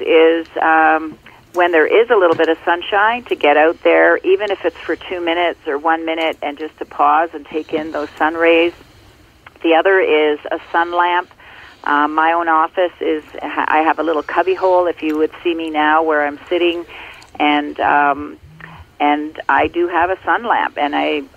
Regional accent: Ontario, Canada; born or raised there

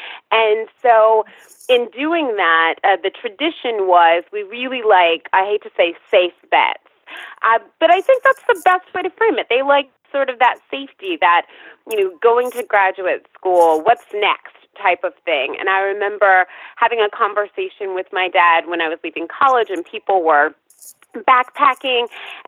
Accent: Atlanta, Georgia, United States; also born or lived in Virginia / Tennessee / Texas / California; I grew up in Atlanta by way of several locations, Atlanta to Tennessee, or rather Atlanta to Virginia, to Tennessee, to Texas, to California, to New York.

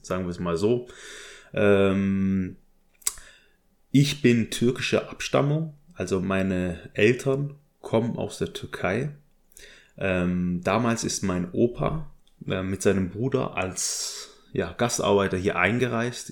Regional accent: Stuttgart district, Baden-Württemberg, Germany; also born or lived in Berlin; Ich bin geboren und aufgewachsen, also geboren 1986 im Kreise Stuttgart in Baden-Württemberg in einer kleinen Kleinstadt

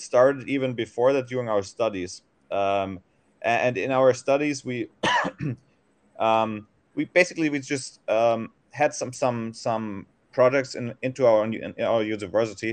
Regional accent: Germany; moved away as an adult; now in Thailand; I'm originally from Germany

